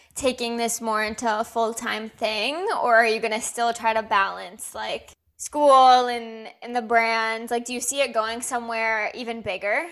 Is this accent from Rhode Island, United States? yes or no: yes; Rhode Island, United States; moved away; I'm from Rhode Island